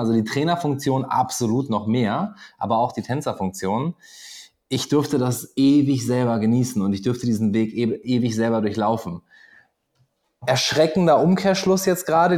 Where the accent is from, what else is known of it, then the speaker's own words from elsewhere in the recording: Göttingen, Lower Saxony, Germany; moved away as an adult; also born or lived in Pegnitz, Bavaria / Papua New Guinea; now in Austria; Geboren nicht, aber ich habe da 20 Jahre verbracht